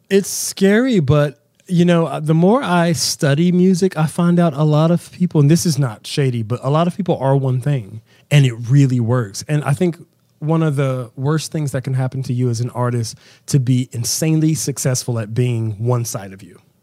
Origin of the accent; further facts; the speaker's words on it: Southern West Virginia, United States; I am from Southern West Virginia, um, insanely religious background, in church six days a week